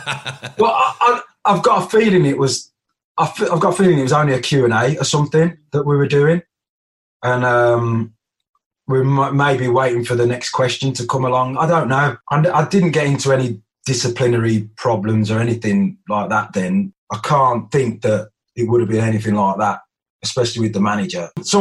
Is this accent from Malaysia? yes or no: no; Birmingham, West Midlands, United Kingdom; I used to knock about with the lads that I grew up with in Birmingham as well